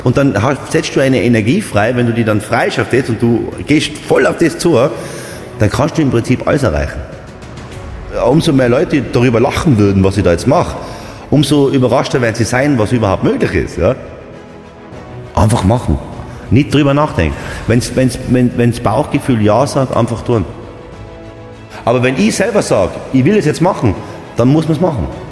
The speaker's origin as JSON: {"language": "German", "town": "Seefeld in Tirol", "region": "Tyrol", "country": "Austria", "tie": "born or raised there", "said": "meine Eltern haben eine Pension gehabt in Seefeld. Äh, da bin ich aufgewachsen im Haus Zillertal"}